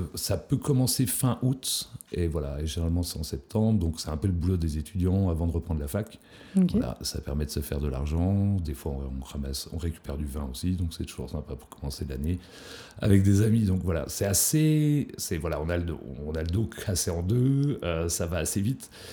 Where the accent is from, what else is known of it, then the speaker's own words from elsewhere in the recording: Pontarlier, Bourgogne-Franche-Comté, France; moved away as an adult; now in Berlin, Germany; je suis originaire de Franche-Comté, donc euh, un petit village s'appelle Pontarlier, qui est, enfin un petit village, une petite ville qui s'appelle Pontarlier dans le Haut-Doubs, voilà, où j'ai fait mes études